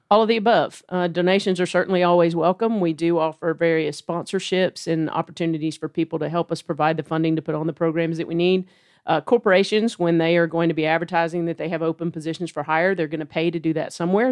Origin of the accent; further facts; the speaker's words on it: Dalton, Georgia, United States; moved away as an adult; now in Chattanooga, United States; I've grown up in this area. I'm from Dalton, just right down the road